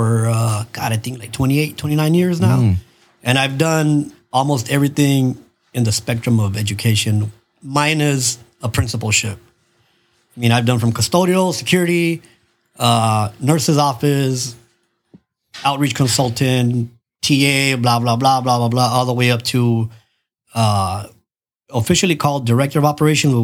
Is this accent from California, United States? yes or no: yes; San Diego, California, United States; also born or lived in Loreto, Mexico; I grew up in Logan. I think we moved to the house. I literally live in the same house right now